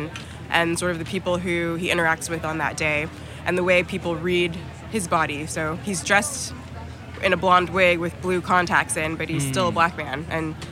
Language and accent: English; Inland Empire, Southern California, United States; also born or lived in Covina / Claremont; I'm from the Inland Empire, so from Southern California